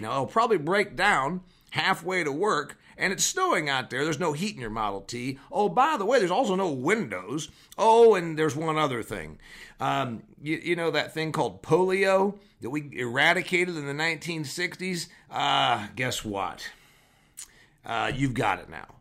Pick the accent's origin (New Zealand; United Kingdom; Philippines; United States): United States; Huntington, Indiana; now there's a Kroger in my hometown of Huntington, Indiana